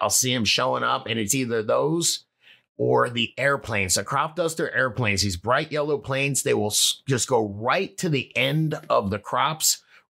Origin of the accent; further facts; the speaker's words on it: Florida, United States; All right, I'm from Florida